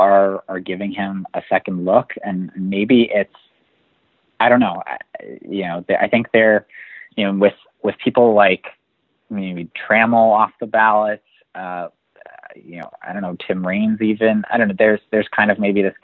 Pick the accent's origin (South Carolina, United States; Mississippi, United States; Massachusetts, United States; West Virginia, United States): Massachusetts, United States; my home state of Massachusetts